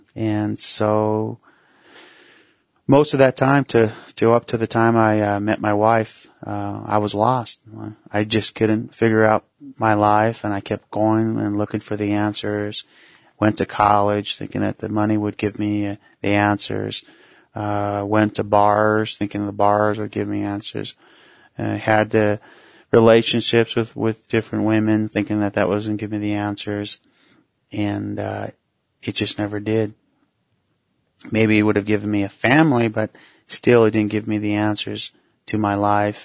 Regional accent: Mesa, Arizona, United States; also born or lived in Tuba City, Arizona; originally Tuba City, Arizona, which is northern Arizona. And I was raised in Mesa, Arizona, which is a suburb of Phoenix, Arizona

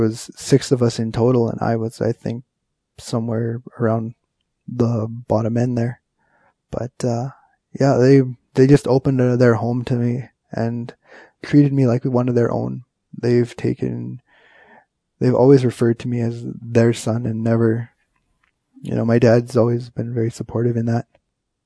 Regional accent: Kenora, Ontario, Canada; also born or lived in Winnipeg, Manitoba / White Dog; I'm an Ojibwe from Kenora, Ontario. My home reserve is White Dog

